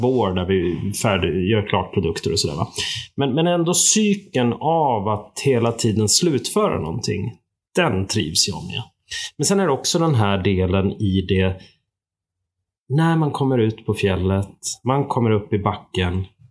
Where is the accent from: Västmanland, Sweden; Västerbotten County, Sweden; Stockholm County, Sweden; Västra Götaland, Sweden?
Stockholm County, Sweden; Upplands Väsby; accent: Stockholm; moved away as an adult; now in Sälen, Sweden; Och jag kommer ju från Stockholm, Upplands Väsby grunden och eh, flyttade hit 89 och har blivit kvar sedan dess